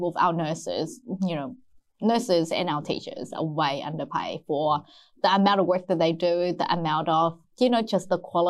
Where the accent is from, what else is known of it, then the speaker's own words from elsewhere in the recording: New Zealand; growing up in New Zealand